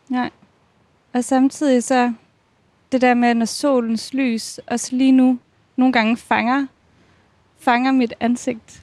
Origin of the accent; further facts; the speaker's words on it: Odense, Southern Denmark, Denmark; jeg er fra Odense